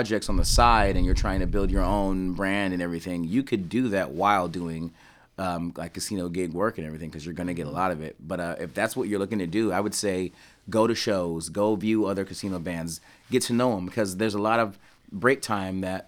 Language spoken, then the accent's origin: English; East Coast, United States; I'm from the East Coast